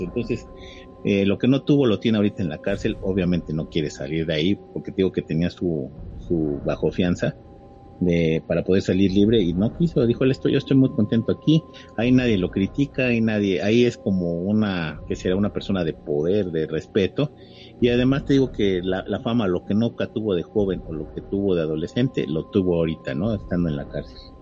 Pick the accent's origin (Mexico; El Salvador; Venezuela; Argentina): Mexico; nosotros como mexicanos